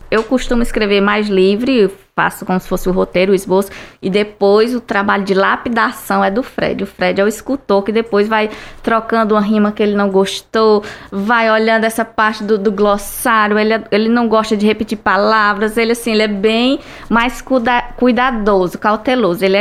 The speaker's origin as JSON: {"language": "Portuguese", "town": "Tauá", "region": "Ceará", "country": "Brazil", "tie": "born or raised there", "also_born_or_lived": "Tianguá", "said": "Eu sou de Tianguá, mas eu vi muito minha infância, foi quase toda no sertão dos Inhamuns, em Tauá, então eu vi muito essa parte da seca"}